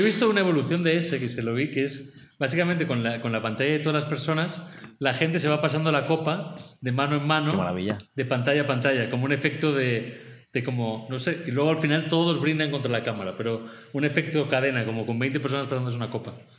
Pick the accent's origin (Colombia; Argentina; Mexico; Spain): Spain; como español